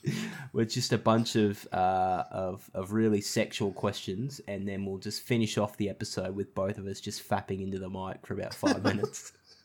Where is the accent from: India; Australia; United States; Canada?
Australia; Townsville, Queensland; So the house that I grew up in Townsville, it wasn't a two-story house, but it was up off the ground.